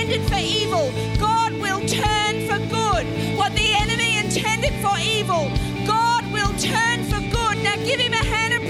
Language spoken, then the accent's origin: English; Australia; I'm Australian.